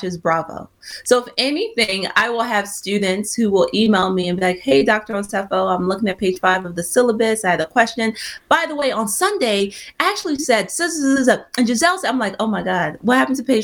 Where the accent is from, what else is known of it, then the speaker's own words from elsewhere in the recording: Nigeria; I'm Nigerian